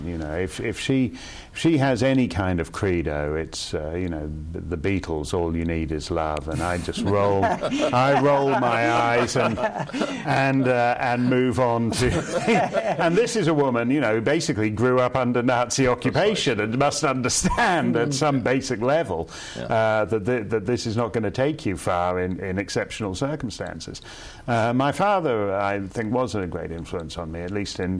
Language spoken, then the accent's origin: English; Birmingham, West Midlands, United Kingdom; also born or lived in Toronto, Canada; I was born in Toronto, and I had the bulk of my schooling over in the United Kingdom at King Edward School